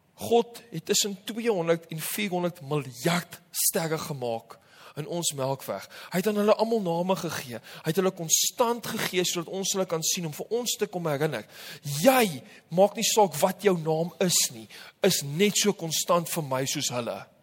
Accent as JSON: {"language": "Afrikaans", "country": "Namibia", "moved": "yes", "said": "Namibia waar ek vandaan kom"}